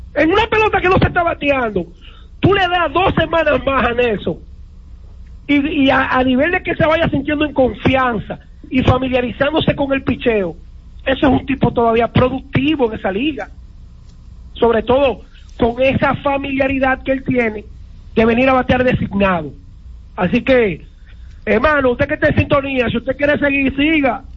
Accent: Dominican Republic; como dominicano

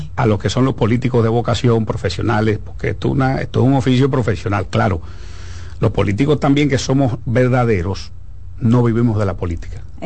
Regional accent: Dominican Republic; nosotros como dominicanos

